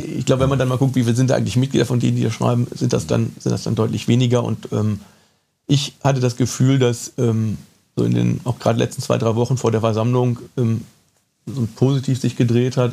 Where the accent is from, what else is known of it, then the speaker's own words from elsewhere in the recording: Cologne, North Rhine-Westphalia, Germany; Ich bin gebürtiger Kölner